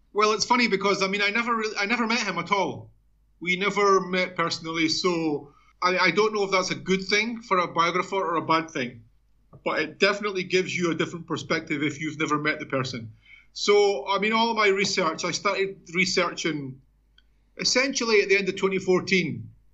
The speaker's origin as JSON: {"language": "English", "town": "Edinburgh", "region": "Scotland", "country": "United Kingdom", "tie": "born or raised there", "also_born_or_lived": "Mexico", "moved": "as an adult", "lives_now": "Brazil", "said": "I'm a Scotsman. Obviously, I was born in Edinburgh."}